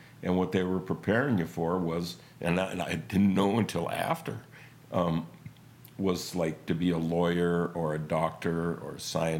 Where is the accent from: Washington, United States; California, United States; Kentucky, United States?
Washington, United States; Spokane; East side, kind of by, Second and Freya.